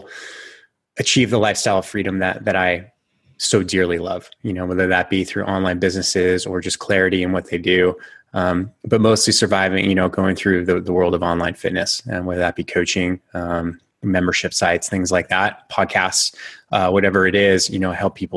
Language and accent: English; Bay Area, Northern California, United States; I grew up in Northern California